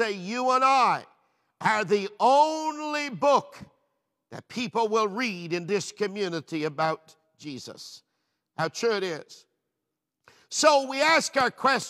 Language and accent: English; Newfoundland and Labrador, Canada; moved away as an adult; also born or lived in Peterborough, Ontario; Being a Newfoundlander, I loved our traditional food.